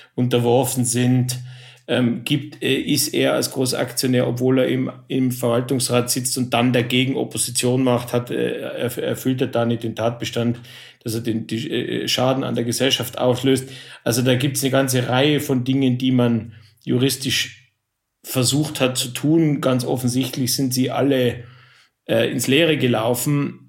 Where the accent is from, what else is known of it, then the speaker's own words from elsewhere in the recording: Innsbruck, Tyrol, Austria; now in Germany; ich bin Österreicher